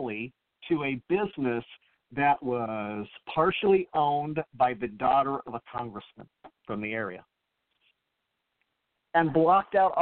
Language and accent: English; Illinois, United States; now in Florida, United States; I grew up in Illinois on a farm